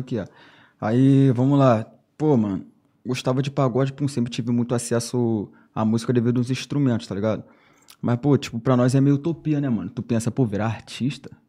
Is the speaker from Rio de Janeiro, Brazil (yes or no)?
yes; São Gonçalo, Rio de Janeiro, Brazil; sou lá de São Gonçalo, tá ligado? Cria, raiz, lá da Valéria